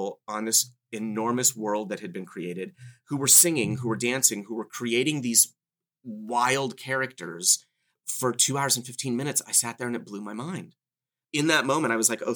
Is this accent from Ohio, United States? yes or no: no; Southern California, United States; I grew up in Southern California